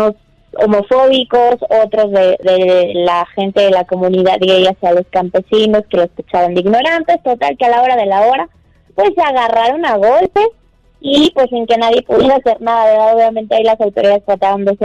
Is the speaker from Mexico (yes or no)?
yes; Mexico; Pues bueno, lo que pasa es que nosotros como mexicanos tenemos obviamente que, tener en claro